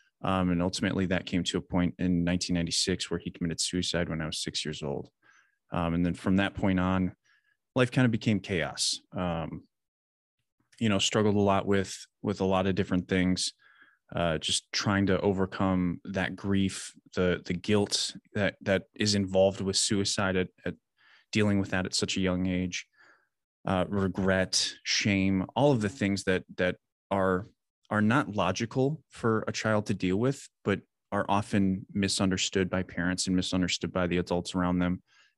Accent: Wisconsin, United States; I grew up in Southern Wisconsin, kind of always lived there.

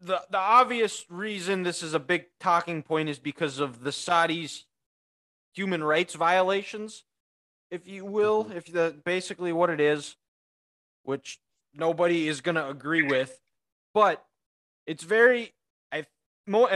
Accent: Midwest, United States; accent: Midwest; my Midwest accent

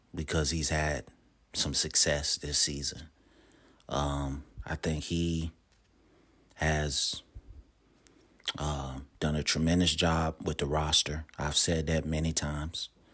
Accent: Charlotte, North Carolina, United States; Charlotte, you know, my hometown

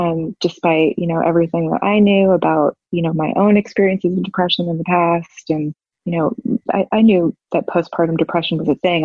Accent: New York City, New York, United States; moved away as an adult; now in Savannah, United States; I'm from New York City and I've lived there most of my life and we moved to Savannah, Georgia

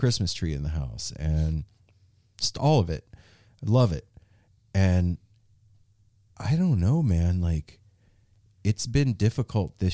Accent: Las Vegas, Nevada, United States; growing up in Vegas

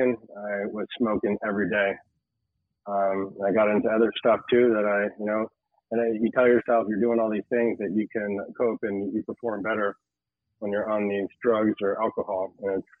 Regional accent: Tamarac, Florida, United States; I grew up in Tamarack. Didn't realize I was a Tamaracker

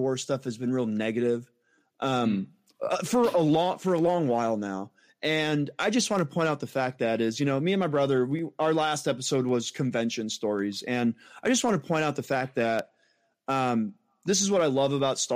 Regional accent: Massachusetts, United States; now in Indiana, United States; I am originally born and raised in Massachusetts.

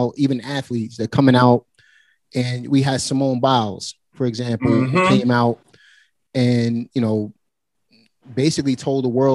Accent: New York City, New York, United States; born or raised there

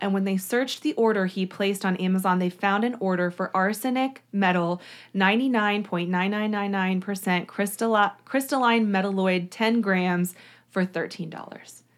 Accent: Shawnee, Kansas, United States; I am actually from Shawnee, which is, like, a neighbor to Overland Park, Kansas. It was, the house was near Oak Park Mall, which is where I used to shop when I was growing up

